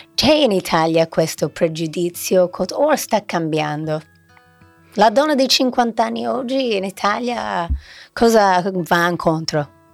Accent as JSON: {"language": "Italian", "country": "United States", "said": "da americana"}